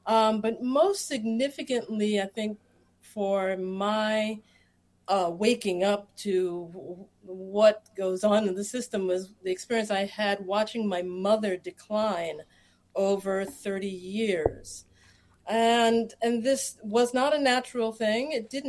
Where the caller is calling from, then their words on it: Philadelphia, Pennsylvania, United States; I am joining you from Philadelphia, Pennsylvania.